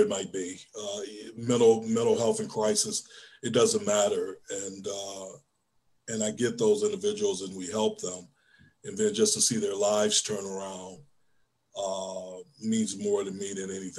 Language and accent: English; Detroit, Michigan, United States; moved away; growing up in Detroit as I did, I really never had a lot of contact with law enforcement